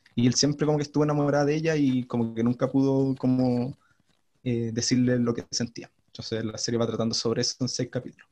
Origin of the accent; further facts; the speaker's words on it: Chile; Yo soy chileno